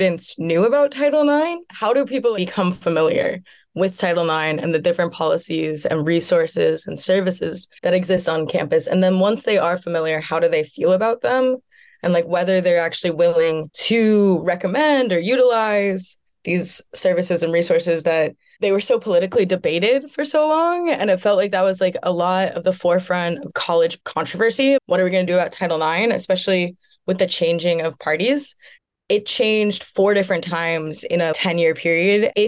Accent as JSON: {"language": "English", "town": "Washington", "region": "District of Columbia", "country": "United States", "said": "I'm from Washington, D.C."}